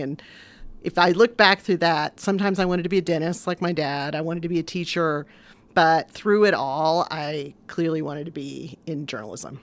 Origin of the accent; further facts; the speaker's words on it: Vincennes, Indiana, United States; Born and raised in Vincennes